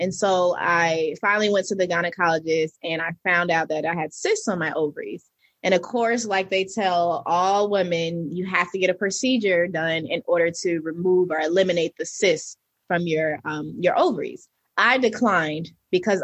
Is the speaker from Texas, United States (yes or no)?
no; New Jersey, United States; now in Atlanta, United States; I'm originally from New Jersey